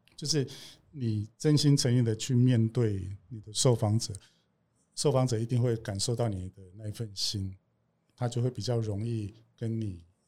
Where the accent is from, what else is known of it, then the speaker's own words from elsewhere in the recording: Kaohsiung, Taiwan; 我是高雄人